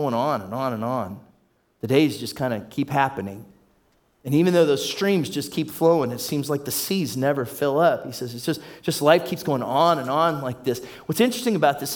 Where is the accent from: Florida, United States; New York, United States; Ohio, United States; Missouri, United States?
Ohio, United States; Warren; I grew up in Warren, Ohio area. That's Trumbull County, Northeast Ohio.